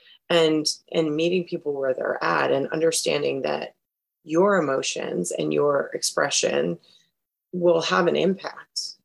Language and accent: English; South Florida, United States; I grew up in South Florida